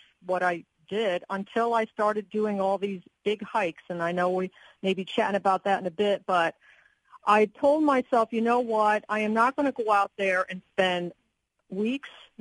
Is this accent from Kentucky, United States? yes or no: no; Catskill Mountains, New York, United States; now in Virginia, United States; I grew up in the Catskill Mountains of New York State.